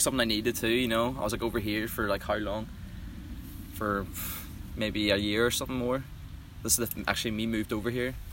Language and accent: English; Belfast, Northern Ireland, United Kingdom; moved away as an adult; now in United States; Northern Ireland. I'm from a wee place called Belfast